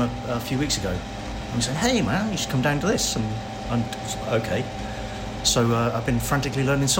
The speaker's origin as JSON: {"language": "English", "town": "Milford Haven", "region": "Wales", "country": "United Kingdom", "moved": "yes", "lives_now": "London, United Kingdom", "said": "I'm originally from Milford Haven."}